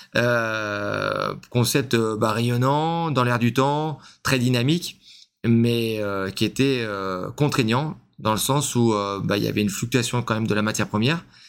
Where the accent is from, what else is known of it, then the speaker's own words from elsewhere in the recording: Lyon, Auvergne-Rhône-Alpes, France; now in Cavaillon, France; je suis lyonnais à la base